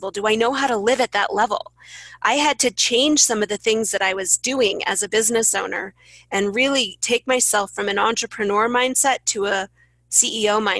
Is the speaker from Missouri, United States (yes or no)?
yes; St. Louis, Missouri, United States; St. Louis.